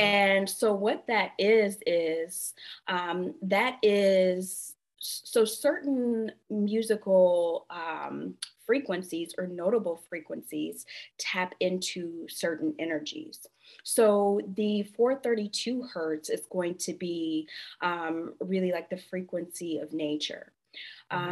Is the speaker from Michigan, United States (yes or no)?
yes; Flint, Michigan, United States; I actually am a Midwestern girl. So I grew up in a small town with a huge reputation, um, and I grew up in Flint, Michigan.